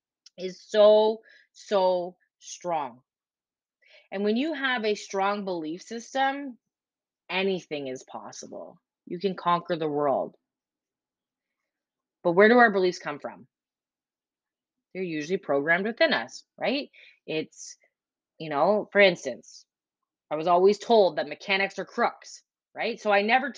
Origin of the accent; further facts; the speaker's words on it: Ontario, Canada; now in Prince Edward Island, Canada; I am from Canada, originally from Ontario, and I currently live in Prince Edward Island.